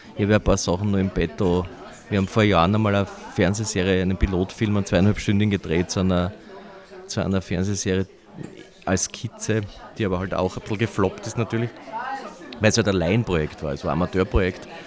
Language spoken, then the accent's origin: German; Austria; bei uns in Wien